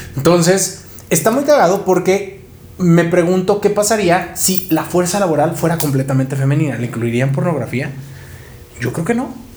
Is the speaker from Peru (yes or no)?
no; San Luis Potosí, Mexico; moved away as an adult; now in Mexico City, Mexico; me fui de San Luis, ¿no? De donde soy